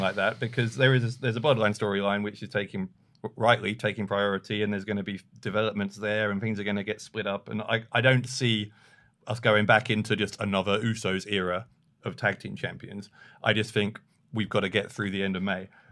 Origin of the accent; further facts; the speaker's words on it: London, United Kingdom; I'm from London